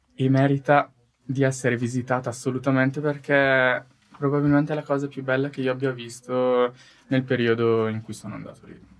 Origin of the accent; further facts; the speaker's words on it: Italy; io vengo dall'Italia